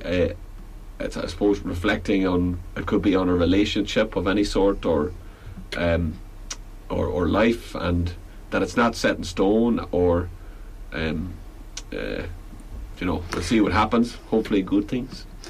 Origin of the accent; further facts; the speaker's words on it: Belfast, Northern Ireland, United Kingdom; moved away as an adult; now in Galway, Ireland; I'm from Belfast originally, and uh, I moved down to Galway